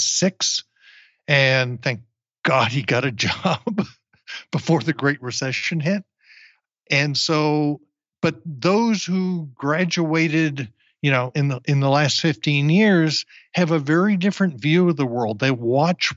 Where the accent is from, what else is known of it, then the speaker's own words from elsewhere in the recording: New Jersey, United States; now in Austin, United States; I grew up in New Jersey